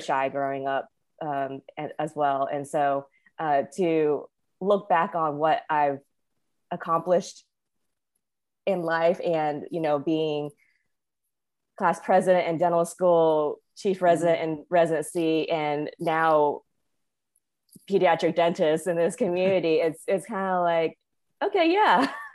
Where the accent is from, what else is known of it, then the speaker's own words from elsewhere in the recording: Winston-Salem, North Carolina, United States; also born or lived in Wilmington, North Carolina / California / Hawaii / Las Vegas; I was born and raised in North Carolina, which I think surprises most people, but it's, you know, this is where I grew up.